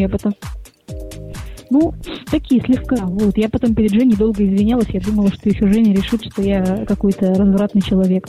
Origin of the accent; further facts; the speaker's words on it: Perm, Perm Krai, Russia; moved away as an adult; now in Saint Petersburg, Russia; я из центрового города Пермь